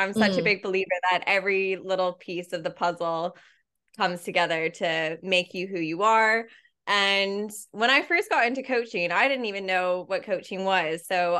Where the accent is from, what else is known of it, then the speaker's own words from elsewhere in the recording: Canada; And I was basically, it was a place that's really easy for me to get a visa being Canadian, because I can just do a 2-year working holiday really easily.